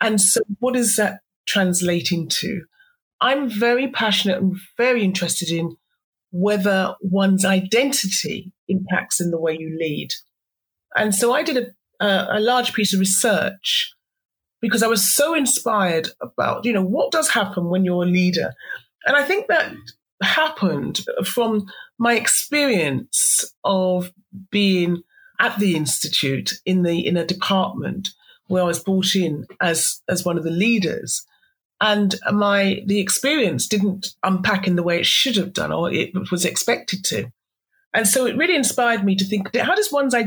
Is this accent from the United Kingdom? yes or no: yes; Somerset, South West England, United Kingdom; also born or lived in Devon; I grew up in Somerset, so I'm a Somerset person.